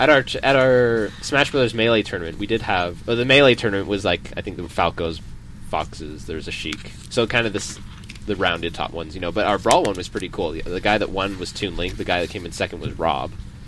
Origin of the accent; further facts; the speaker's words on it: Montana, United States; now in Utah, United States; Like, I'm from Montana.